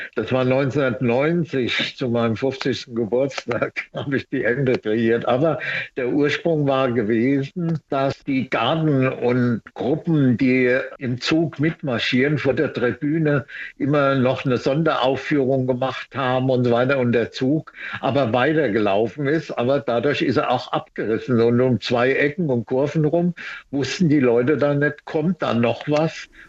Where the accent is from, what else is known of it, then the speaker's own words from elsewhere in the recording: Mainz, Rhineland-Palatinate, Germany; ich bin ja Mainzer und bin 40 geboren